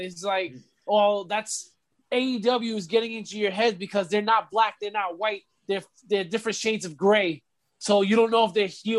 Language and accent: English; New York City, New York, United States; I'm a New Yorker. I'm a Brooklynite.